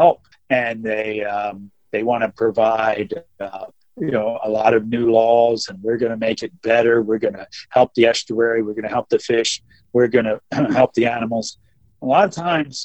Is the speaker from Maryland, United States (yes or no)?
yes; Maryland, United States; I grew up on the Potomac River, which separates Virginia and Maryland right into Washington, D.C.